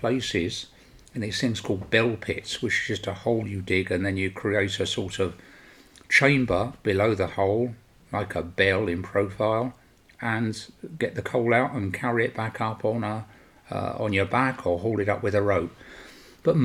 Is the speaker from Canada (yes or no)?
no; London, United Kingdom; now in Sweden; I was born and raised in London, as my accent portrays to you